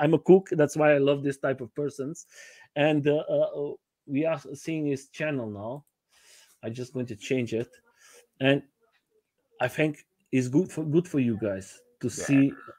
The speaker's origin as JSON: {"language": "English", "country": "Portugal", "said": "I have my wife is from Brazil and I'm from Portugal."}